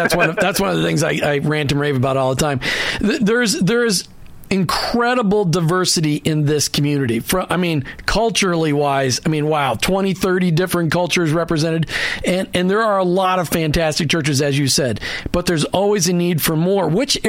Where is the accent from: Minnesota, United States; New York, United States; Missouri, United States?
Minnesota, United States; Minneapolis; now in Tampa, United States; I grew up in Minneapolis, and Cleveland.